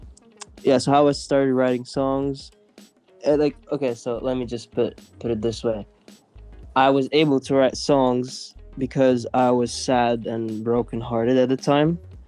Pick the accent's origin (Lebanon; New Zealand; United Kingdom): Lebanon; moved away; also born or lived in Kuwait / Oslo / Stockholm; where I grew up in Lebanon